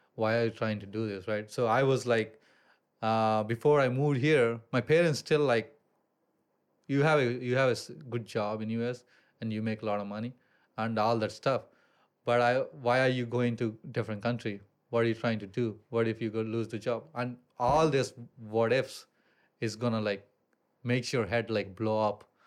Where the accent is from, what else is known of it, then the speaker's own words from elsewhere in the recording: India; moved away as an adult; also born or lived in Columbus, Ohio, United States; now in Bali, Indonesia; I grew up in India